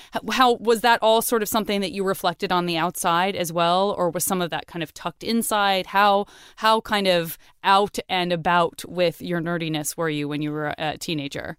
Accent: Tucson, Arizona, United States; moved away as an adult; also born or lived in San Francisco; I'm from Tucson, Arizona

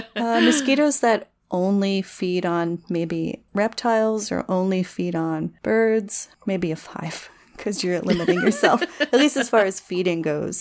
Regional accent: New Jersey, United States; I grew up in the Pine Barrens of New Jersey, which is this gorgeous pine forest, kind of wetlandy.

